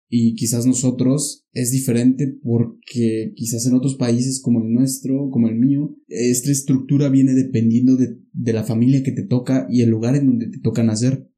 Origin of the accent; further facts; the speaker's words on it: Pachuca, Hidalgo, Mexico; moved away; yo vengo del sur de Pachuca